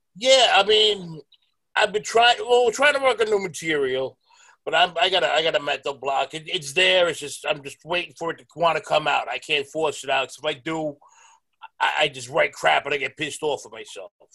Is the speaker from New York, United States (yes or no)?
yes; New York City, New York, United States; I was born and raised in Stapleton